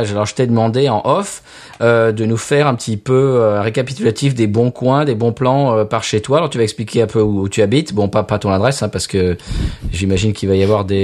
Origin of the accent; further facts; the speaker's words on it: Paris, Île-de-France, France; moved away; also born or lived in Vaucluse; Mais moi, moi, je suis parisien